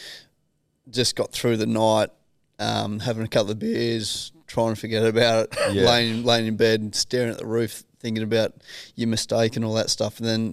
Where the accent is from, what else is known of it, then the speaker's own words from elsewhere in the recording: Australia; I think we probably went through a stage as Australian cricket team where we got quite arrogant in the way we were playing the game of cricket, and that's not Australia in my eyes.